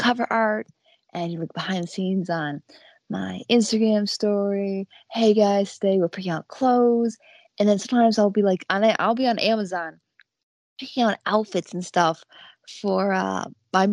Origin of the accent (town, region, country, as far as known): Buffalo area, upstate New York, United States; born or raised there